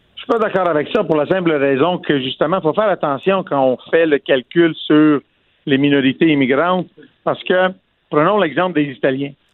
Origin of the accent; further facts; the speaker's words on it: Quebec, Canada; Je suis né au Québec